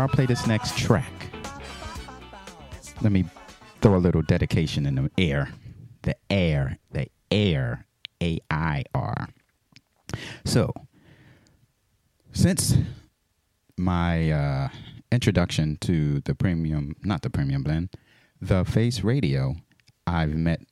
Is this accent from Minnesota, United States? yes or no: no; Philadelphia, Pennsylvania, United States; I'm born and raised in Philly.